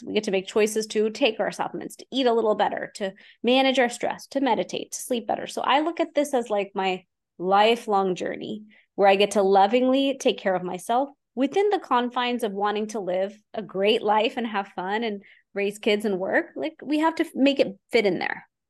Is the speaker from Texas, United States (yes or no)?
yes; Houston, Texas, United States; I'm an Indian woman from Houston, Texas. And so I grew up in the East and the West at the same time